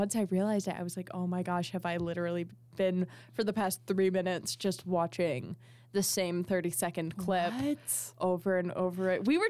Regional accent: Las Vegas, Nevada, United States; I'm from Las Vegas.

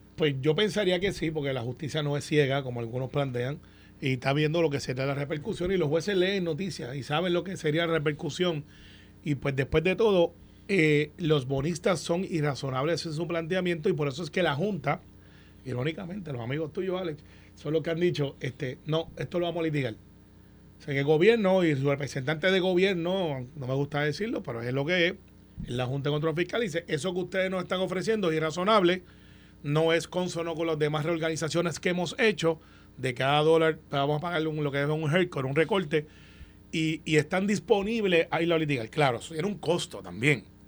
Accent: Puerto Rico; como todo puertorriqueño

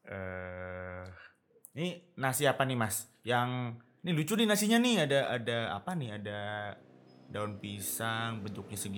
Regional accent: Jakarta, Indonesia; iya saya bukan asli Jogja emang mas saya asli Jakarta hmm, Jakarta Selatan

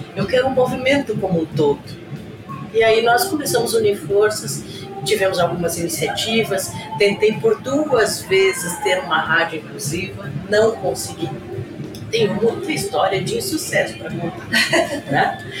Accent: Joinville, Santa Catarina, Brazil; Eu sou natural de Joinville

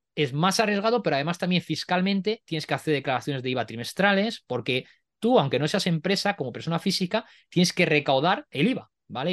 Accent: Spain; yo no estoy expatriado en España, soy español

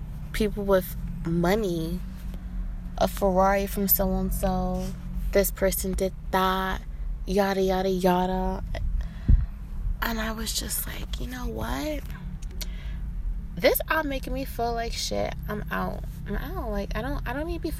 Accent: Inglewood, California, United States; I'm from Inglewood. I'm like from where he's from

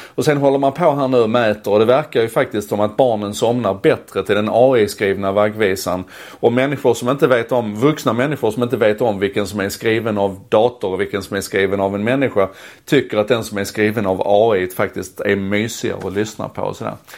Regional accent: Malmö, Skåne, Sweden; När jag växte upp i Malmö

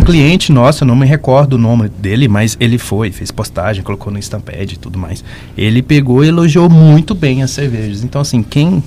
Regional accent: Goiás, Brazil; eu sou goiano

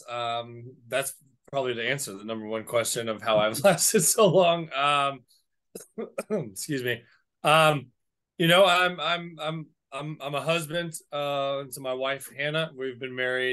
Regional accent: South Florida, United States; moved away; I'm from South Florida.

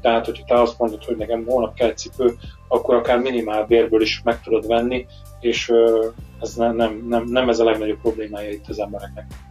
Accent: Hungary; moved away as an adult; now in England, United Kingdom; mi magyarként azért megszoktunk egy bizonyos fajta időjárást

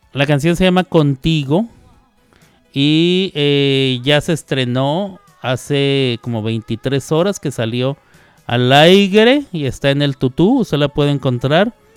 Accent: Mexico

